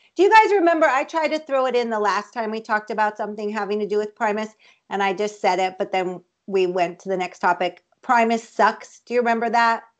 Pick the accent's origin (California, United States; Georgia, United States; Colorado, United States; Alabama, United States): Colorado, United States; I'm from Colorado